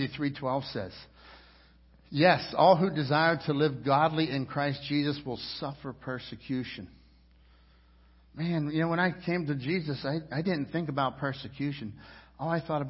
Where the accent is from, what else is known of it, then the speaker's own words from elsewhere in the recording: United States; I'm an American citizen. And I'm proud to be an American